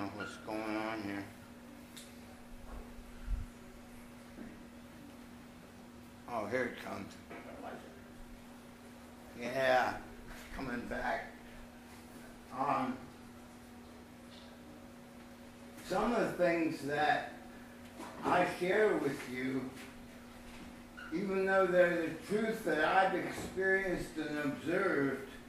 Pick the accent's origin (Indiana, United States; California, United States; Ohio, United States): Ohio, United States; I'm from Ohio